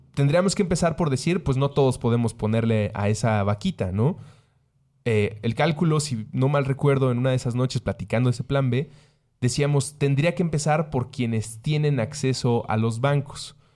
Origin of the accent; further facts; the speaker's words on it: Mexico; Soy mexicano